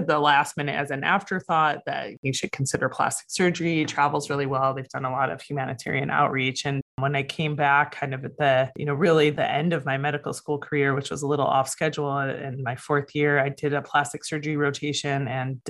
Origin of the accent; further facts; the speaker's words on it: Toledo, Ohio, United States; now in San Diego, United States; I grew up in Toledo, Ohio